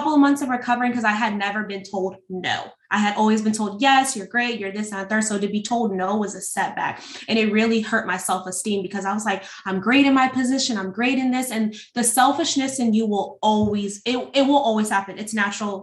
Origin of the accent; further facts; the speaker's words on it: California, United States; now in Norfolk, United States; I'm not originally from Norfolk. I'm actually from California